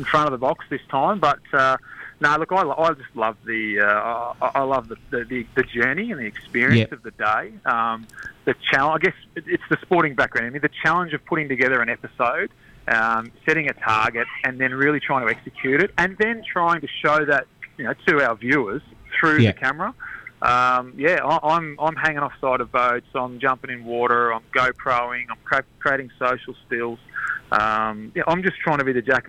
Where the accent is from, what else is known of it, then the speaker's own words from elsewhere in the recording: Albury, New South Wales, Australia; I'm a kid from Albury, from the bush, who had a dream to play cricket